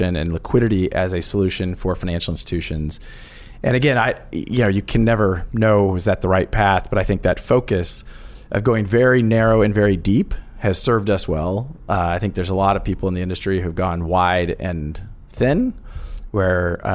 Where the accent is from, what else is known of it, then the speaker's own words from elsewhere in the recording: Kansas, United States; I grew up actually in the Midwest in Kansas